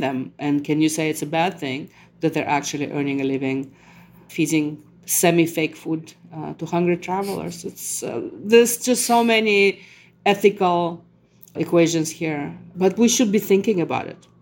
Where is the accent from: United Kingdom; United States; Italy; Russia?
Russia; Moscow; English is a second language; moved away; I was someone from Moscow who speaks Russian, who thinks in Russian